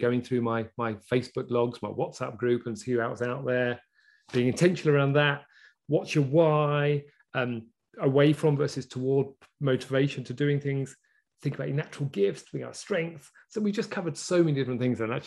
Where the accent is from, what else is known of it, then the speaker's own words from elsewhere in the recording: England, United Kingdom; as an English person